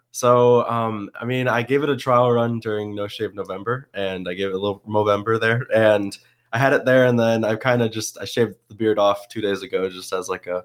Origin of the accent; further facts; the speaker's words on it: Westmoreland, New York, United States; also born or lived in Syracuse, New York / Hudson Falls, New York / Watertown, New York; I also moved from there to Watertown, but then uh, I lived the majority of my life in um, Westmoreland or Rome, New York.